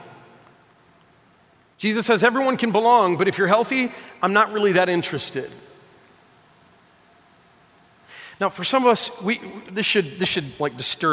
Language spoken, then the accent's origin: English; Detroit, Michigan, United States; I'm from Detroit